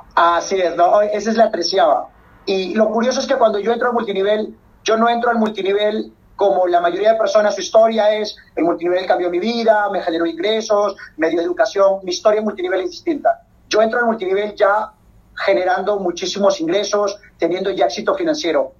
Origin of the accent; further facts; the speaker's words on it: Peru; netamente soy peruano, peruano